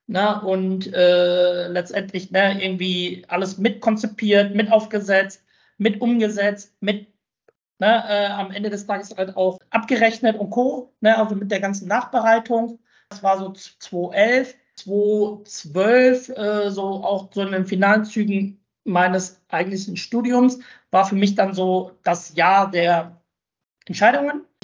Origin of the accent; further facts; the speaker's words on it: Bochum, North Rhine-Westphalia, Germany; Für mich gibt es nichts Schöneres und nichts Besseres als die Heimat. Ne? Und meine Heimat ist Bochum.